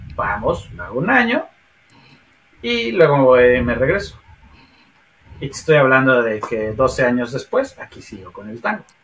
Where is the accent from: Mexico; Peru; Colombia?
Mexico; Mexico City; moved away as an adult; also born or lived in Sheffield; now in Trondheim, Norway; cuando yo dejé México, la Ciudad de México, éramos 26 millones